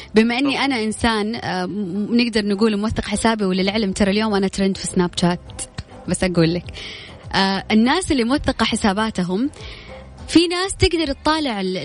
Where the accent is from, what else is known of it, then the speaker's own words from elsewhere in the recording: Jeddah, Makkah Province, Saudi Arabia; أنا من جدة